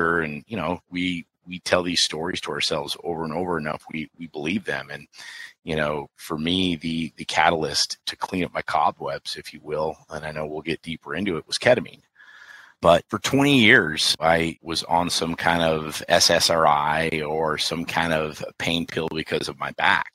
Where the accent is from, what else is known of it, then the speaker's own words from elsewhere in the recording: Billings, Montana, United States; now in Peoria, Arizona, United States; I'm a Montana kid. I grew up in Billings, Montana.